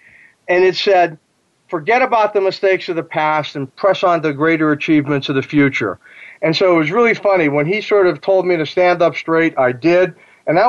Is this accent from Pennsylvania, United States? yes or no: yes; near Pittsburgh, Western Pennsylvania, United States; I grew up near Pittsburgh